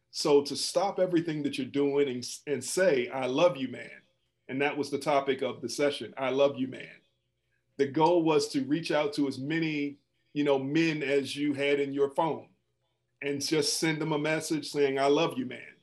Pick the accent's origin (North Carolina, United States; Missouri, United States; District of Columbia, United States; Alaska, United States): District of Columbia, United States; Washington; moved away; also born or lived in Atlanta / Wisconsin; I'm originally from Washington, D.C.